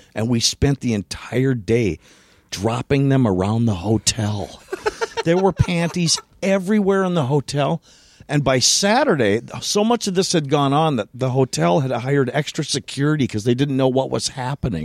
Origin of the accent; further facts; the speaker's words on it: Elk River, Minnesota, United States; I was born in Elk River, Minnesota